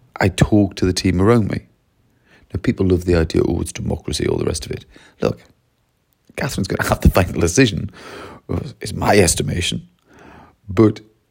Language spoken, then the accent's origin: English; Wales, United Kingdom; I'm really from Wales, but I've been working in Surrey this week